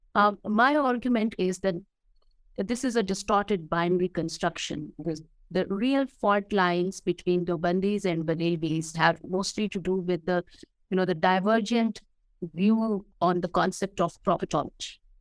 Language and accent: English; Chakwal district, Punjab, Pakistan; this is my hometown